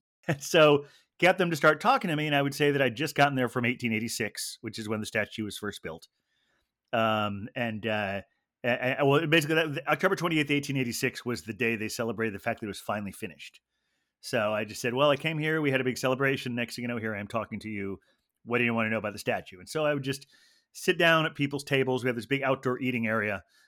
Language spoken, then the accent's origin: English; Ohio, United States; also born or lived in Carmel, California / Pacific Grove, California; second grade was when we moved to Ohio